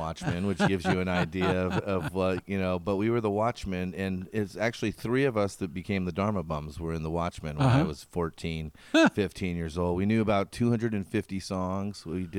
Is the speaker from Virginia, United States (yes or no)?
no; Scotts Mills, Oregon, United States; I grew up in Scotts Mills, Oregon, which is by Silverton.